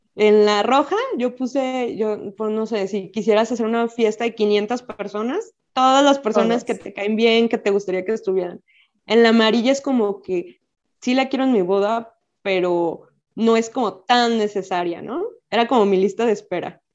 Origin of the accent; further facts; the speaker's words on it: Guadalajara, Jalisco, Mexico; soy médico especialista y soy de Guadalajara